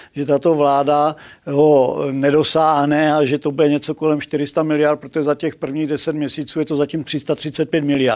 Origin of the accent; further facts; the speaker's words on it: Moravia, Czechia; u nás na Moravě